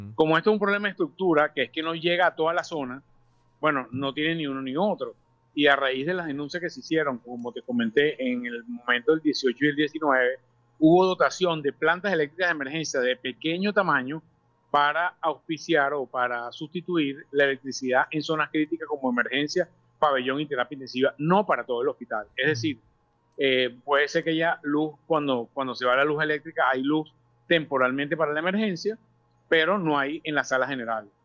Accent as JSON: {"language": "Spanish", "country": "Venezuela", "said": "como venezolanos"}